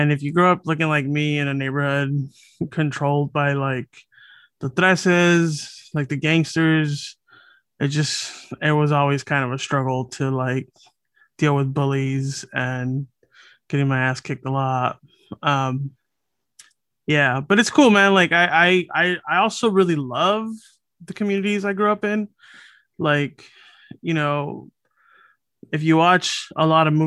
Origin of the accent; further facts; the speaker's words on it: Los Angeles, California, United States; I grew up here